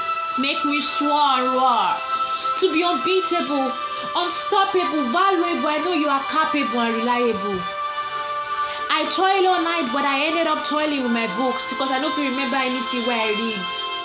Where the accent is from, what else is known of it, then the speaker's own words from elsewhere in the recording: Nigeria; This is my outcry as a Nigerian studen